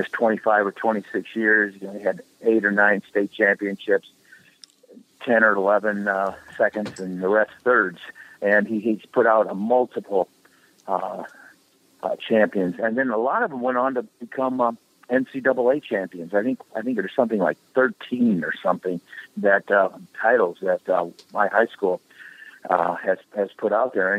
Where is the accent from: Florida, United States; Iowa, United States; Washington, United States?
Iowa, United States; Waterloo; my hometown of Waterloo, Iowa, had three high schools within the local community.